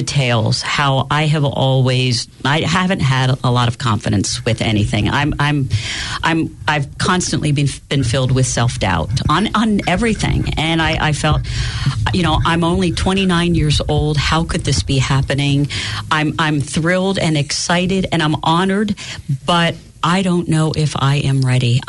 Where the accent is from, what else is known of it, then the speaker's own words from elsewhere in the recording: Danville, Pennsylvania, United States; I will be back in my hometown of Danville